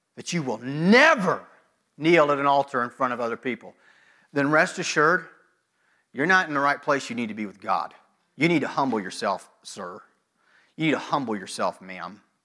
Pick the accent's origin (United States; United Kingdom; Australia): United States; American Christians